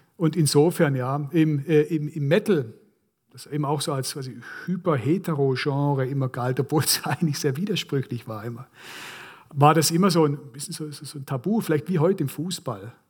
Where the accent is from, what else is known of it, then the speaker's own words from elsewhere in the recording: Korntal, Baden-Württemberg, Germany; Ich bin eben in Korntal aufgewachsen, pietistisch geprägte äh, Kleinstadt